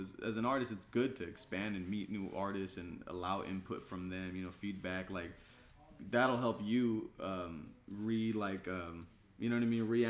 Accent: Mexico; now in West Sacramento, United States; I was born in Mexico myself

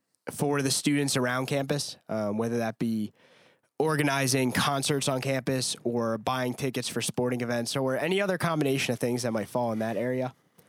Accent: Freehold, New Jersey, United States; I'm from Freehold, New Jersey, which is in central Jersey, which is a place.

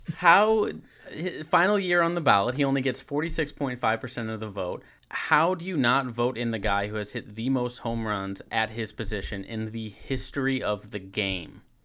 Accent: St. Louis, Missouri, United States; growing up in Saint Louis

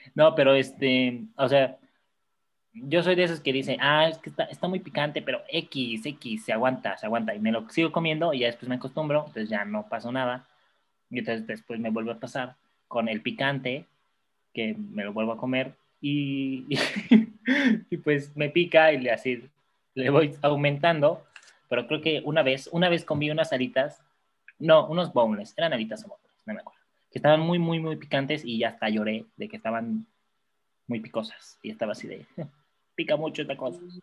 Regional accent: Mexico; aquí somos todos mexicanos

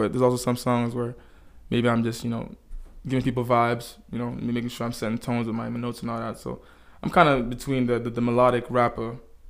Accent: Dallas, Texas, United States; born there; I was born in Dallas, yeah.

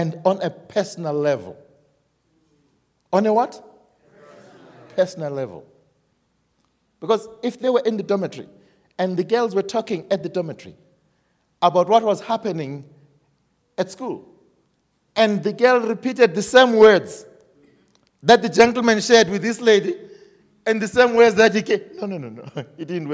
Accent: Zimbabwe; we are from Zimbabwe

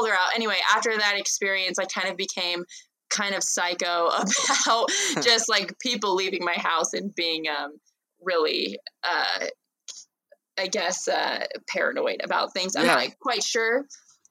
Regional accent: Los Angeles, California, United States; moved away as an adult; now in Provo, United States; I grew up in Los Angeles, but now I live in Provo just for school

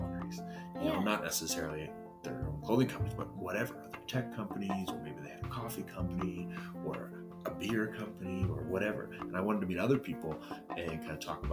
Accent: Calgary, Alberta, Canada; also born or lived in Sweden; I'm from this great city. It's called Calgary.

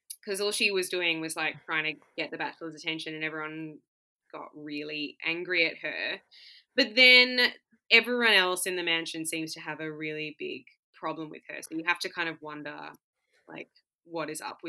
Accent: Perth, Western Australia, Australia; I'm definitely from Perth.

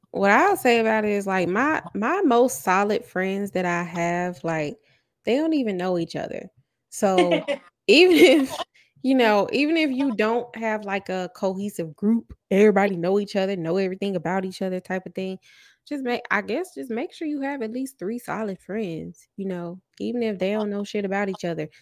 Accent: the South, United States; also born or lived in West Coast; I'm from the South

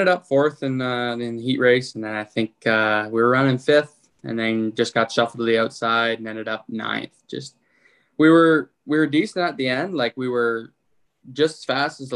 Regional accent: Windsor, Ontario, Canada; I'm from Windsor, Ontario

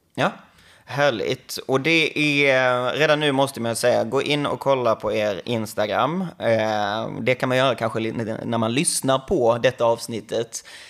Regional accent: Skåne, Sweden; jag kommer från Skåne

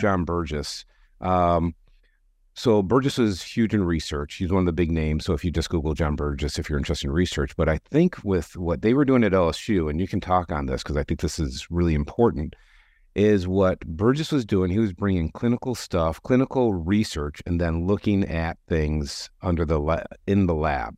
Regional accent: Detroit, Michigan, United States; now in Chicago, United States; I grew up in Detroit

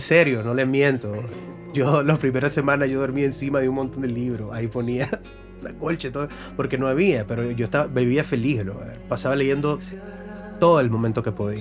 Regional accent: Carazo, Nicaragua; También soy de Carazo

